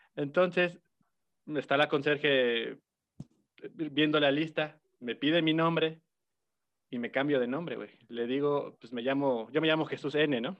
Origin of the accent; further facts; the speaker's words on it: Puebla, Mexico; yo soy de Puebla, amigo, yo soy de barrio.